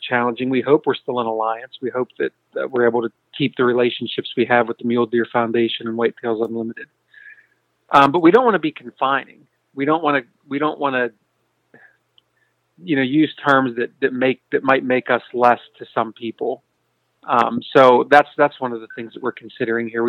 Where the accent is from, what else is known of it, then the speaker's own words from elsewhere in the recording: Pennsylvania, United States; my home state here in Pennsylvania